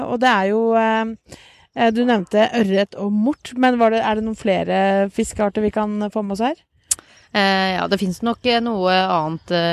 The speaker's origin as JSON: {"language": "Norwegian", "town": "Porsgrunn", "region": "Telemark", "country": "Norway", "also_born_or_lived": "Bø / Ås / Hadeland", "moved": "as an adult", "lives_now": "Oslo, Norway", "said": "jeg er egentlig fra Porsgrunn."}